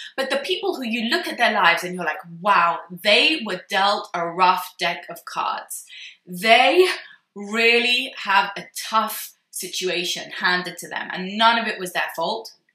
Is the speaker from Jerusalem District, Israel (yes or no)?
yes; Jerusalem, Jerusalem District, Israel; my hometown in Jerusalem